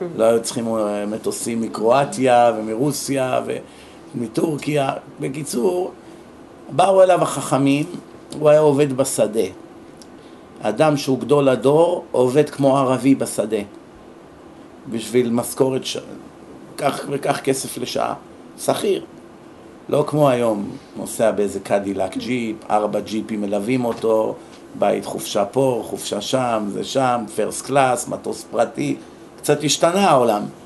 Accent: Israel; moved away as an adult; now in United States; בארץ, כשאני הייתי נער

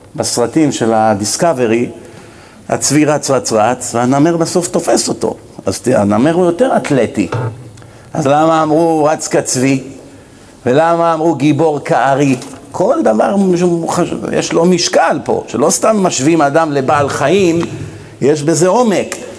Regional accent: Israel; moved away as an adult; ואני גדלתי פה למרות הכל, למרות שאני כבר 27 שנים לא חי פה

